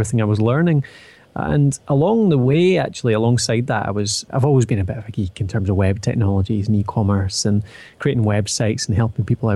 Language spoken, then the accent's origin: English; Edinburgh, Scotland, United Kingdom; accent: Scottish; now in Dundee, United Kingdom; I'm from Scotland, as you can probably tell from the accent, currently residing in Dundee, but started out in Edinburgh